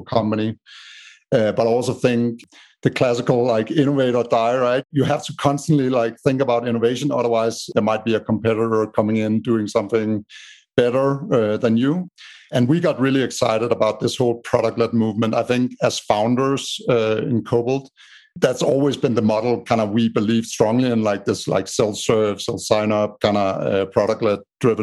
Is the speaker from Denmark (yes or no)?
yes; Denmark; moved away as an adult; now in United States; as you can hear by my strange accent, I'm from Denmark in Europe. But I lived in the States for the last 8 years